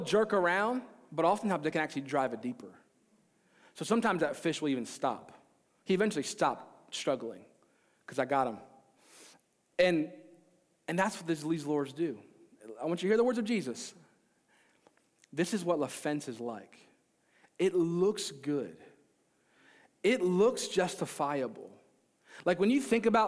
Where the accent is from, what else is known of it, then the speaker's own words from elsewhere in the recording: Maryland, United States; I grew up in Maryland